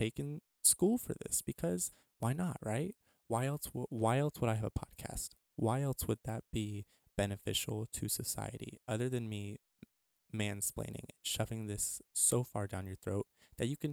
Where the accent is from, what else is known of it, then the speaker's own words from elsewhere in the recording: El Paso, Texas, United States; moved away; also born or lived in Midwest; my hometown of El Paso